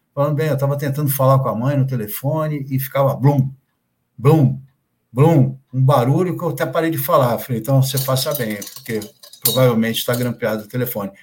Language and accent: Portuguese; Santos, São Paulo, Brazil; also born or lived in Santo André; Eu nasci em Santos, no litoral é, de São Paulo, né? Nasci em Santos e morei sempre aqui